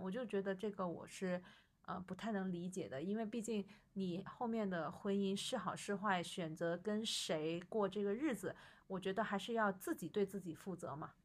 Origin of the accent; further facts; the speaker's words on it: Guangdong, China; 我广东人